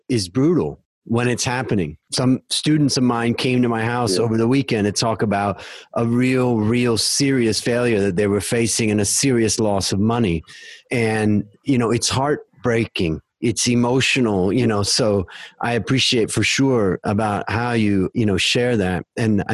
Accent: United States; now in Thailand; growing up in America

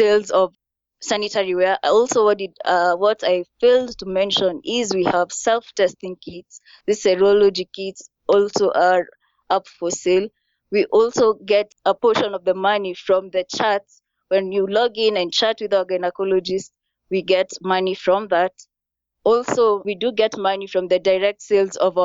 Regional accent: Kenya; moved away

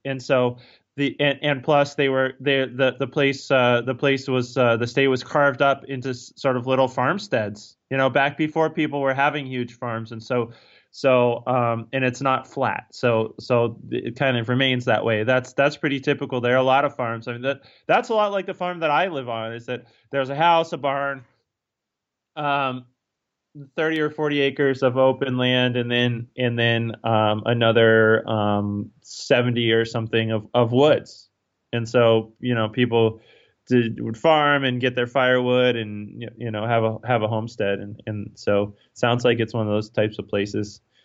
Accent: Northern Virginia, United States; moved away as an adult; also born or lived in Pennsylvania / Maine; now in Cornville, Maine, United States; I grew up in, in, in the state of Virginia, uh, but in Northern Virginia, up, up close to, um, Washington, D C, where, um, uh, where it's very suburban

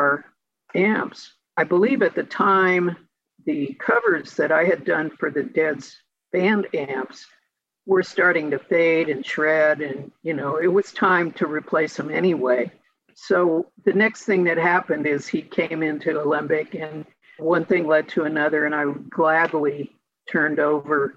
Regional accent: Paris, Île-de-France, France; moved away; that's where I was born and it's my hometown here.

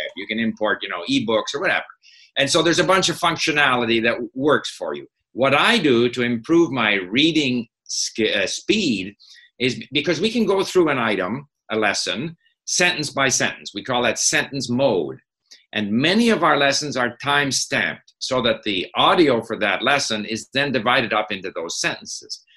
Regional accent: Montreal, Quebec, Canada; moved away as an adult; also born or lived in France / Hong Kong; I grew up in Montreal at a time when Montreal was very much a divided city: English-speaking Montreal, ah. French-speaking Montreal

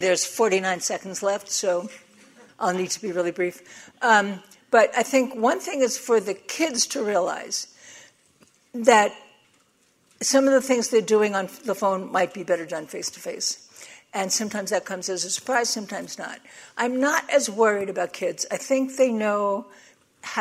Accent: New York, United States; I'm from New York

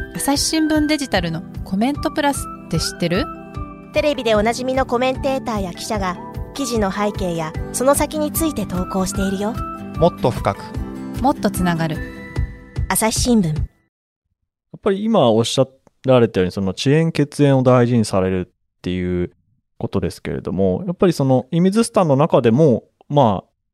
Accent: Toyama, Japan; now in Osaka, Japan; 富山県出身

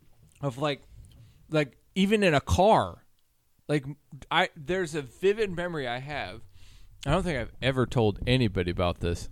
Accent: Minnesota, United States; I was born in Minnesota.

